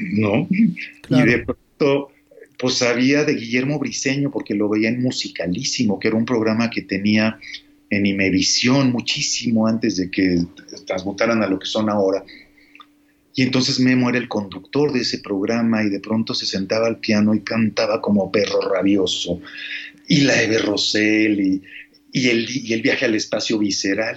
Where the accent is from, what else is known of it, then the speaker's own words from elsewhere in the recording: Mexico; soy mexicano y soy músico